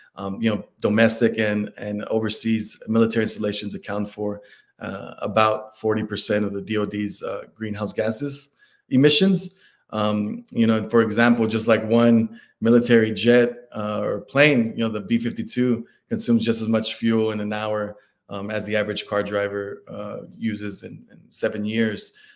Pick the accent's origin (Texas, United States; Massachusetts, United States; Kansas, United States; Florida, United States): Texas, United States; Dallas; I'm from Dallas, Texas